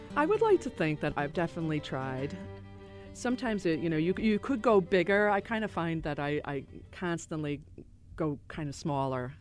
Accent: Chicago, Illinois, United States; I grew up on the South Side, as I said, and there was a great gang of people that were there that moved from Ireland including my parents

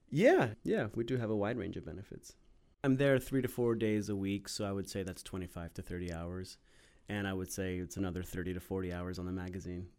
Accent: Maryland, United States; also born or lived in Washington, D.C.; I grew up in Maryland.

